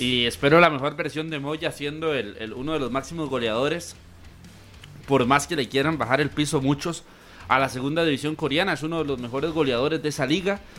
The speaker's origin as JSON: {"language": "Spanish", "country": "Costa Rica", "said": "como costarricenses"}